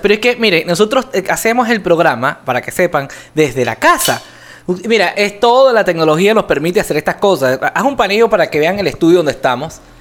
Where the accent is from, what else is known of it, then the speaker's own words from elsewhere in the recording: Venezuela; now in Colombia; yo como venezolano estoy acostumbrado a comer esta arepa